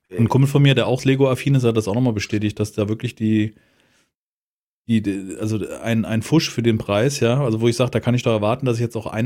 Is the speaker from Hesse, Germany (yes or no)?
yes; Frankfurt, Hesse, Germany; das ist Sachsenhausen und als Sachsenhäuser ist das natürlich als Frankfurter ist das so richtig.